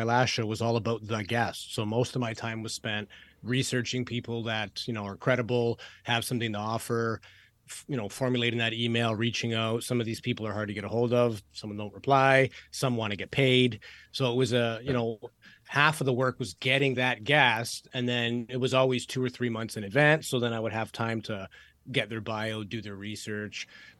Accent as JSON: {"language": "English", "country": "Canada", "said": "I'm Canadian."}